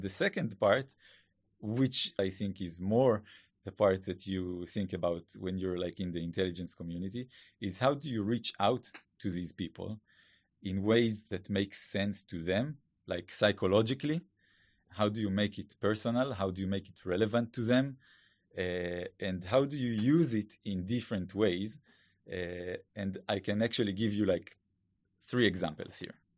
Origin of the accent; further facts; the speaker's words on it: Israel; accent: Hebrew; English is a second language; please excuse my Hebrew accent